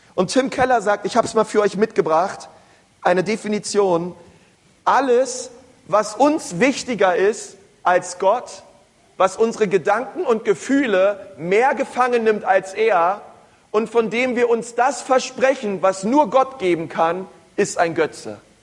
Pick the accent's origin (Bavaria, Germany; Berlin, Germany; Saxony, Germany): Berlin, Germany; Aber ich bin ein Stadtkind, groß geworden in Berlin